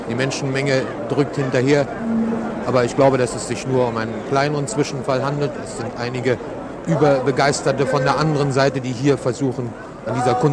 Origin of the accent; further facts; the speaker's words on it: Berlin, Germany; in dem Schutze von uns Berlinern. Ich weiß sehr genau, Selbstverständlich werden wir auch als Berliner Verwaltung administrative Maßnahmen treffen müssen.